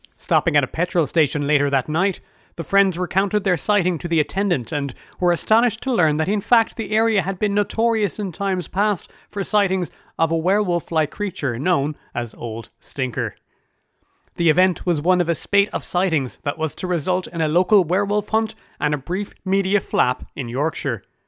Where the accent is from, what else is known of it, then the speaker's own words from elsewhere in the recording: Ireland; as an Irish person